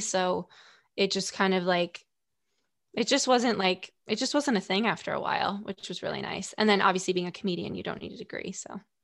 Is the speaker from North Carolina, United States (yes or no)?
no; Stamford, Connecticut, United States; also born or lived in Greenwich, Connecticut; I'm from Stanford